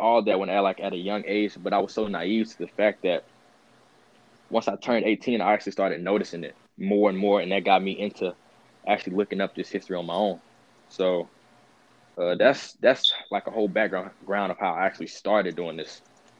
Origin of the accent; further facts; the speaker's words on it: Kansas City, Missouri, United States; I'm from Kansas City, Missouri.